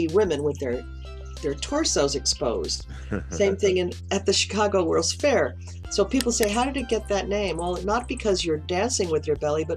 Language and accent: English; U.S. Virgin Islands; also born or lived in New York City, United States; now in Santa Barbara, United States; I was born in New York City, raised in the Virgin Islands, so I am a West Indian woman